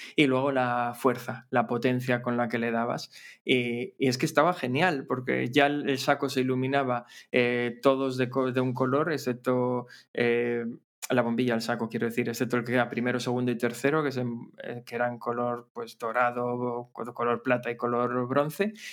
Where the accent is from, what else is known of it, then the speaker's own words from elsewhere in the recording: Gijón, Asturias, Spain; soy de Gijón